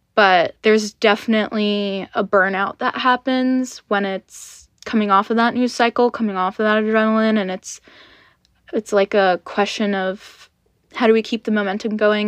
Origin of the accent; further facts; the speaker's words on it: United States; I was born in America